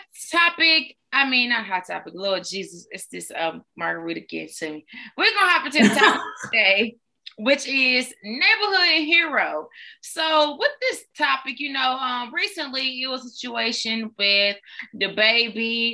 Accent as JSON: {"language": "English", "town": "Greenville", "region": "South Carolina", "country": "United States", "said": "I'm from Greenville, South Carolina."}